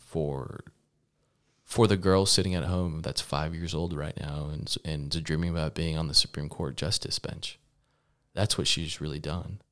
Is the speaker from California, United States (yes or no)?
no; Lubbock, Texas, United States; also born or lived in Dallas, Texas; I'm from Lubbock, Texas. Um, born in Dallas, parents immigrated to the United States